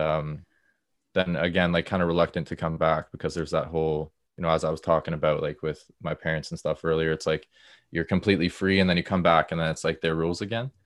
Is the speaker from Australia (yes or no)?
no; Stouffville, Ontario, Canada; also born or lived in Peterborough; I'm from Stouffville, just, like, a little bit north of Toronto